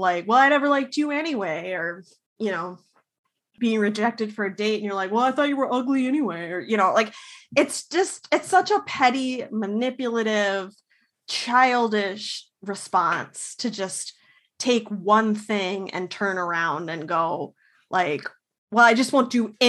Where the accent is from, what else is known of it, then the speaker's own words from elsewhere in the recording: Minnesota, United States; As a Minnesotan